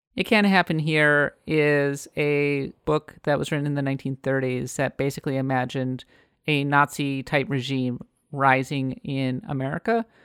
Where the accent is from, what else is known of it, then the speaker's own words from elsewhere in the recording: United States; now in San Francisco, United States; I am an American